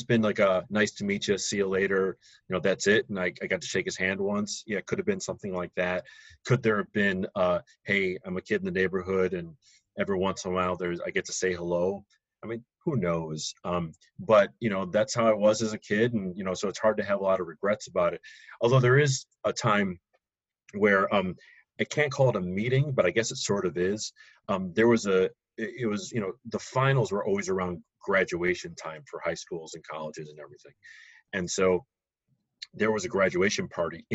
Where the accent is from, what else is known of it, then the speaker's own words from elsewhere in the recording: Highland Park, Illinois, United States; I grew up in one of the northern suburbs of Chicago, Highland Park